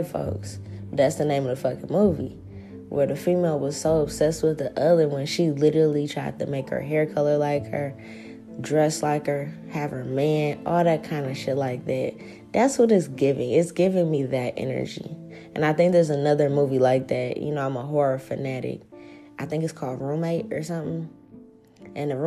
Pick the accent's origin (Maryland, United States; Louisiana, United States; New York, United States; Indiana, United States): Louisiana, United States; New Orleans; moved away; my hometown in New Orleans